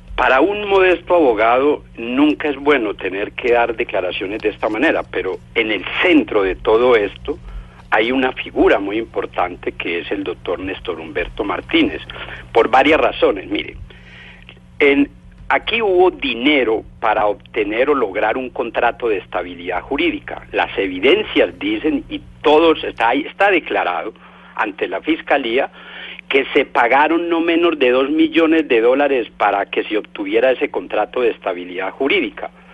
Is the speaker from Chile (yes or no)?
no; Colombia; como ciudadano colombiano